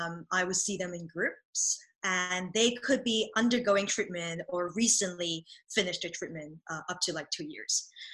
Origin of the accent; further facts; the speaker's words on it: Hong Kong; first language Cantonese; English is a second language; also born or lived in Belgium / United Kingdom; now in United States; I am originally from Hong Kong, but I also lived in Belgium and the UK and recently relocated to the States.